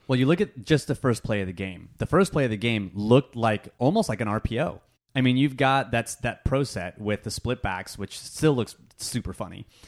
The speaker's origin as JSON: {"language": "English", "area": "Bay Area", "region": "California", "country": "United States", "tie": "born or raised there", "said": "I grew up in the Bay Area"}